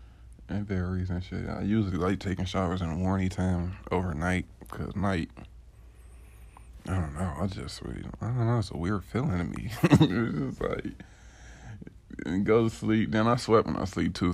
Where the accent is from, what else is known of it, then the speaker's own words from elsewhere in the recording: Detroit, Michigan, United States; I'm from Detroit. 89, 80s, baby